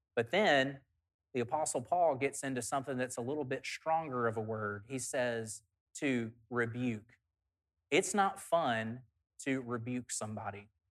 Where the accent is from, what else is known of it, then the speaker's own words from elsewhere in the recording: South Alabama, United States; In the church that I grew up at in South Alabama